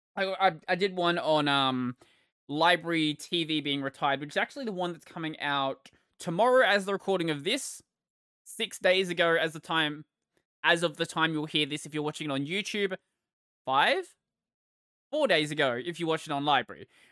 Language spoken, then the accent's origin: English; Australia; I am Australian